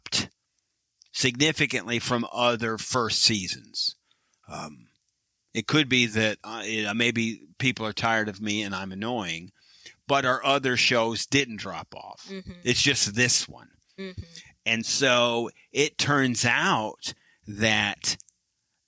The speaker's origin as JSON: {"language": "English", "region": "Michigan", "country": "United States", "moved": "yes", "lives_now": "Texas, United States", "said": "I am from Michigan, a Red Wings fan. I am transplanted now to Texas"}